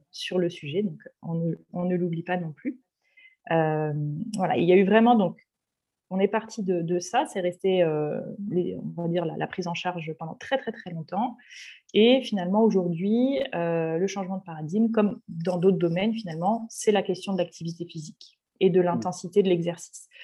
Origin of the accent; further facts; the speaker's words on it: Paris region, Île-de-France, France; moved away as an adult; now in Marseille, France; Je suis, je suis parisienne d'origine, de région parisienne. Je suis actuellement exilée à Marseille